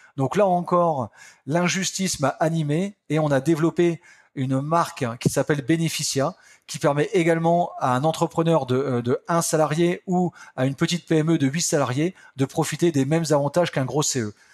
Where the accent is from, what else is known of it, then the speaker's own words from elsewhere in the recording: Picardy, Hauts-de-France, France; je suis un campagnard, hein, je viens de la Picardie, un petit village de 2000 personnes.